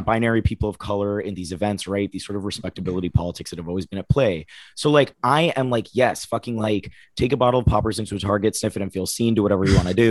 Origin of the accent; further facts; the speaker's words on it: Oviedo, Florida, United States; I grew up in Florida